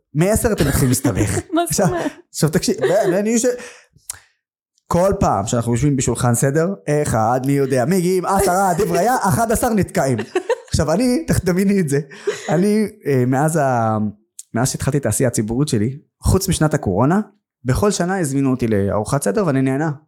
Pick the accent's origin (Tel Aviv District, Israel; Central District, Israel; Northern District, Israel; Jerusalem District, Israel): Northern District, Israel; Nazareth; also born or lived in Haifa; נולדתי בעיר חיפה, העיר המעורבת הכי גדולה בארץ. גדלתי בנצרת, העיר הערבית הכי גדולה בארץ